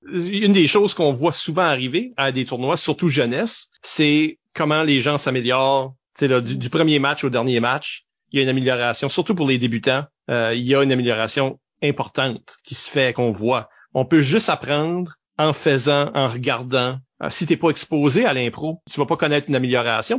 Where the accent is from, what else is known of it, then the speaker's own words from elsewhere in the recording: Shippagan, New Brunswick, Canada; on n'a pas les accents de Bouctouche là, on vient de Chupagan.